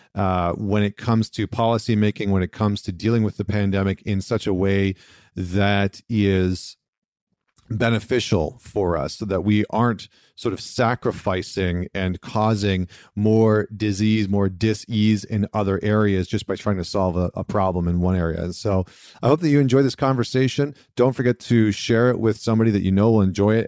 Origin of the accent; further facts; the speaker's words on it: British Columbia, Canada; moved away; I actually miss being in British Columbia